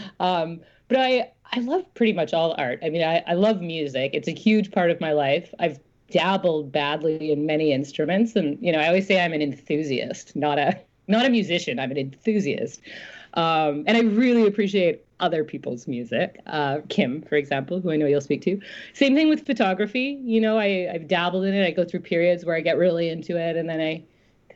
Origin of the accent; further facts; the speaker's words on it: Smithers, British Columbia, Canada; moved away; I grew up in a town called Smithers, which is about halfway along what's now referred to as the Highway of Tears